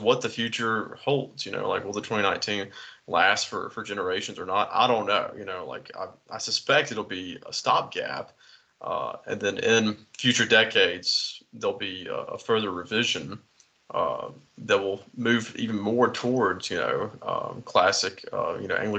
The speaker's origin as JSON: {"language": "English", "country": "United States", "said": "I'm an American"}